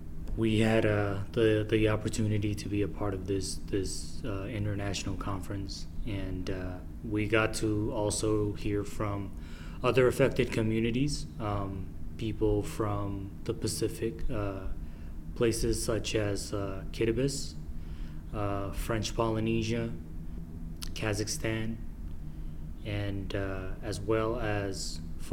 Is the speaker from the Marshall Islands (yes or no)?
yes; Marshall Islands; I'm from the Marshall Islands.